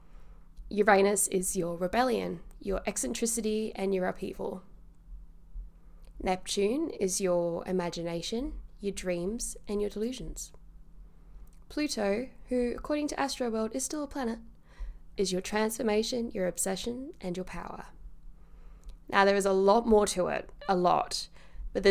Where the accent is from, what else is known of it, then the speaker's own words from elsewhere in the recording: Carshalton, London, United Kingdom; I was born in Carshalton in the UK at 6 a.m.